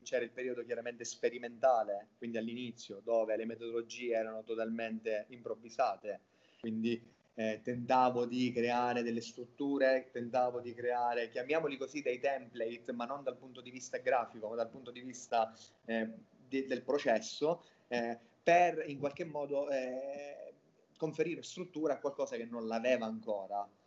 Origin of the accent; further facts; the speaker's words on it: Catania, Sicily, Italy; moved away as an adult; now in Berlin, Germany; sono originario di Catania in Sicilia